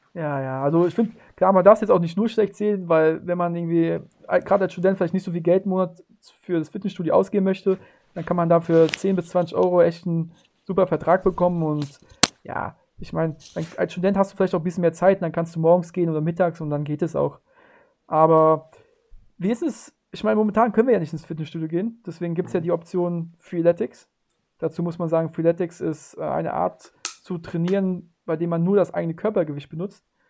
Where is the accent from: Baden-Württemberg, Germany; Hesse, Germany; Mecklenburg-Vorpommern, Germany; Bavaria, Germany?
Hesse, Germany; near Frankfurt; Ich komme aus der Nähe von Frankfurt